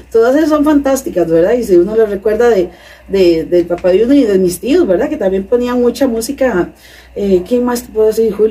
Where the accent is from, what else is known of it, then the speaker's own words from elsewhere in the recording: Cartago, Costa Rica; En Cartago.